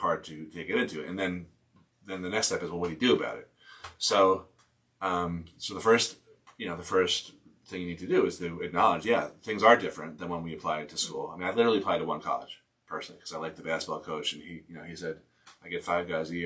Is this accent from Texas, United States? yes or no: no; Newton, Massachusetts, United States; when I was growing up outside of Boston, Newton, Mass, up, you know, two miles away from Boston College